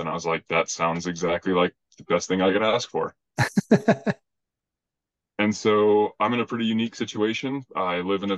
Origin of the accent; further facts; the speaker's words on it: Albuquerque, New Mexico, United States; moved away as an adult; I grew up in Albuquerque, but man, I was a punk growing up